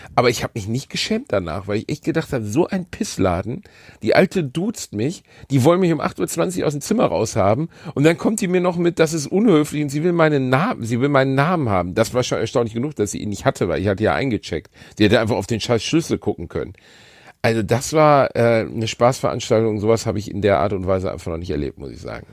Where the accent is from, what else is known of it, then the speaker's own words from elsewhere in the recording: Gelsenkirchen, North Rhine-Westphalia, Germany; ich bin in Gelsenkirchen-Rotthausen geboren